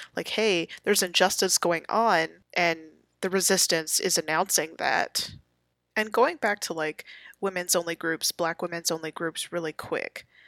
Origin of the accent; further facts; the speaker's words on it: United States; I'm an American